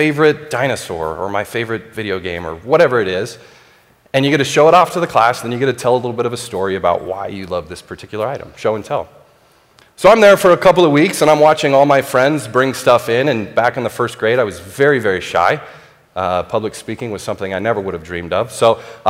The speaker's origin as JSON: {"language": "English", "country": "United States", "said": "I'm an American."}